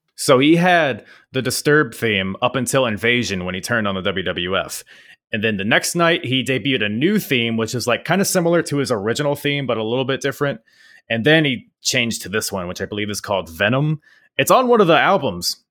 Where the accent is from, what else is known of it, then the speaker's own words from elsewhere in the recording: United States; here in America